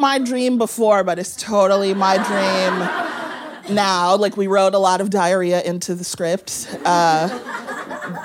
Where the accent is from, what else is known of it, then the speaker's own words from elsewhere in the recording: Midwest, United States; now in Chicago, United States; I'm from the Midwest where we just eat potatoes for every meal